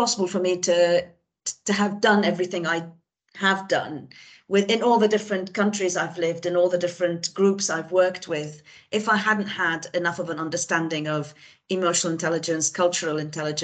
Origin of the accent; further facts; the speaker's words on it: Beirut, Beirut Governorate, Lebanon; I grew up in Beirut, in Lebanon, and in an intellectual family.